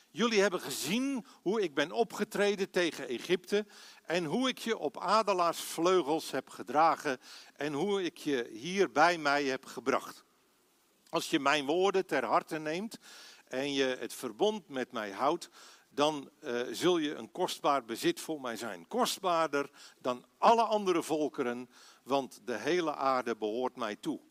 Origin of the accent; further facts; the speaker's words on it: Aalsmeer, North Holland, Netherlands; moved away as an adult; also born or lived in Belgium / Assen; geboren en getogen in Aalsmeer